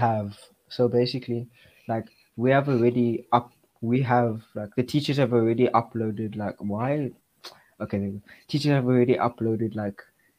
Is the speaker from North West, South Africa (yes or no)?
no; Cape Town, Western Cape, South Africa; I am from the best city in South Africa. It is Cape Town.